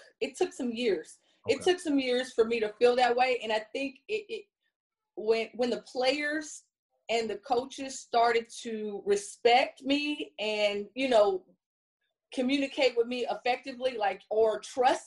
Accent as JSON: {"language": "English", "town": "Compton", "region": "California", "country": "United States", "tie": "born or raised there", "said": "I grew up in Compton."}